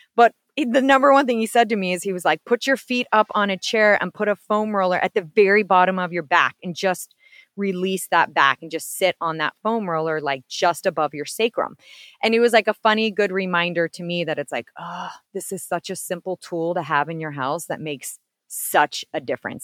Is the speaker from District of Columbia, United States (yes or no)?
yes; Washington, District of Columbia, United States; I'm actually from Washington, D.C.